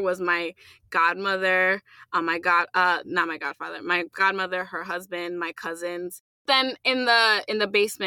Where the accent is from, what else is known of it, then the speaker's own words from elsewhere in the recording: United States; first language English; being born here, was because English was my first language